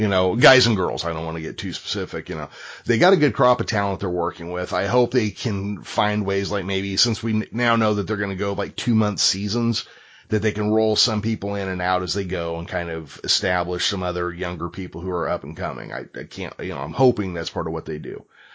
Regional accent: Midwest, United States; accent: Middle American; I had an accent, and I have the most Middle America, North American, you can't tell where I'm from by my accent

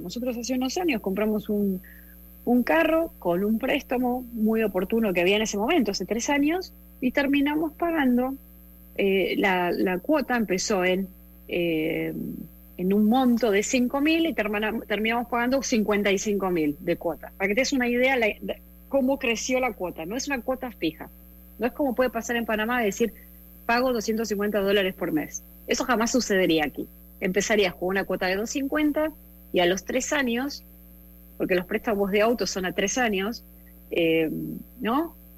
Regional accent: Argentina; born or raised there

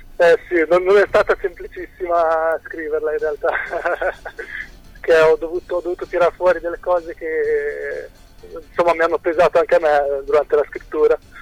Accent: Cesena, Emilia-Romagna, Italy; io vengo da Cesena

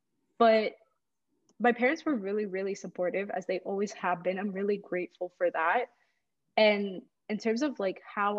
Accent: Saudi Arabia; moved away as an adult; also born or lived in Egypt; now in Canada; I was born in Egypt to two Egyptian parents, and I grew up in Saudi Arabia for pretty much all of my life until I was 18, graduated from high school there. And then I moved to Canada in 2015

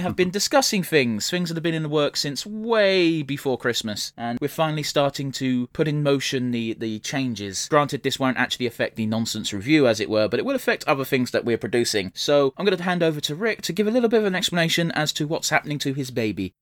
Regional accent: England, United Kingdom; I'm English.

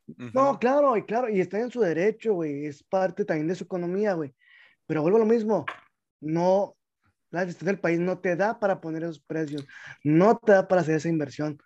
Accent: Mexico; uno como mexicano

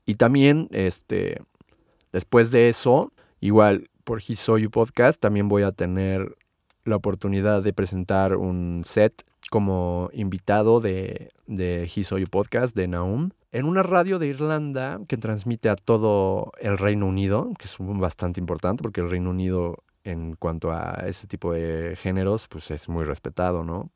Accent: Mexico City, Mexico; nací, crecí y vivo actualmente en la Ciudad de México

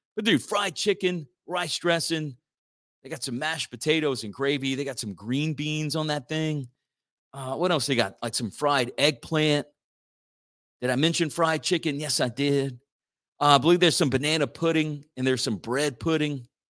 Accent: Church Point, Louisiana, United States; Votros is in my hometown of Church Point, and it's where I'm coming to you live from

